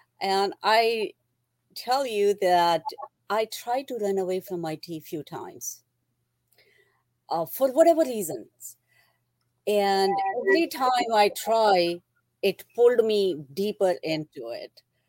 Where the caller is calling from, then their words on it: New Jersey, United States; I am in central New Jersey.